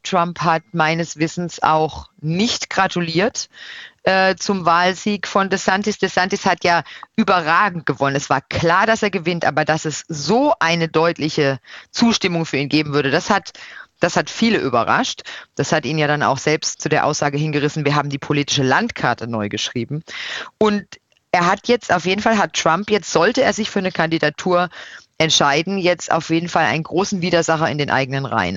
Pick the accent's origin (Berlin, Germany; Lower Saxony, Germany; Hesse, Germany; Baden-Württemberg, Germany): Baden-Württemberg, Germany; Odenwald; moved away as an adult; also born or lived in Brussels; now in Washington, D.C., United States; wo ich herkomme, dann sage ich immer erstmal Europa. Das ist meine gefühlte Heimat und dann stuft sich das ab. Dann kommt Deutschland, dann kommt Baden, dann kommt der Odenwald.